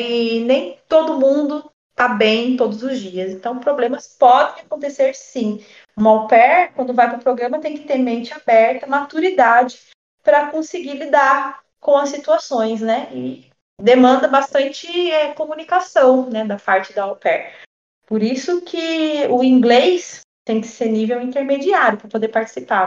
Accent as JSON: {"language": "Portuguese", "town": "Taubaté", "region": "São Paulo", "country": "Brazil", "also_born_or_lived": "United States", "said": "eu sou da cidade de Taubaté"}